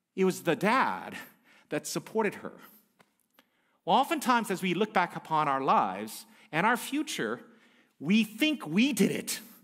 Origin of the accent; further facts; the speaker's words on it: United States; I'm Korean American by my background